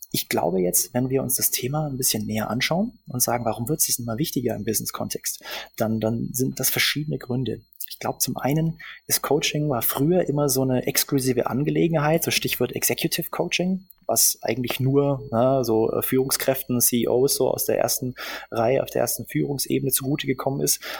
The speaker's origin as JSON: {"language": "German", "town": "Augsburg", "region": "Bavaria", "country": "Germany", "moved": "as an adult", "lives_now": "Berlin, Germany", "said": "Ich äh, bin ursprünglich aus Augsburg und äh, verstecke meine bajuwarische Hintergrund seit ungefähr 15 Jahren hier in Berlin"}